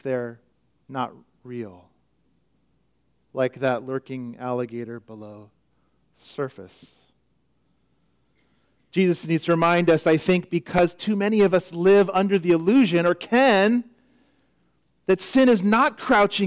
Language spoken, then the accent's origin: English; Florida, United States; moved away; Growing up in Florida, it was just a known fact that lurking under many water surfaces could be an alligator. You just knew it. You grew up there. I saw many when I lived there. I was only there 5 years, 6 years